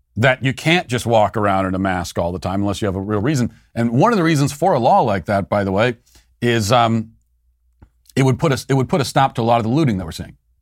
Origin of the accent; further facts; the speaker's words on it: United States; as an American